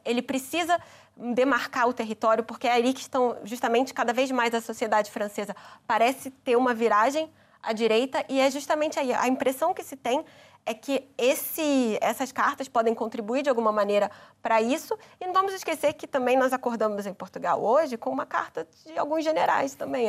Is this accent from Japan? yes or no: no; Brazil; como brasileira